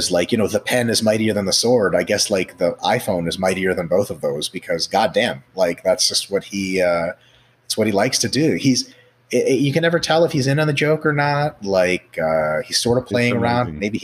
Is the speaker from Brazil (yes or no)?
no; Russia; moved away; I grew up in Russia